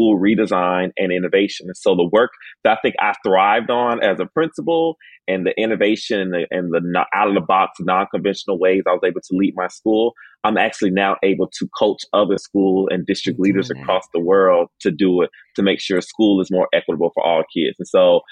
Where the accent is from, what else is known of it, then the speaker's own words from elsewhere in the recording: Miami, Florida, United States; moved away as an adult; I was originally born and raised in Miami, Florida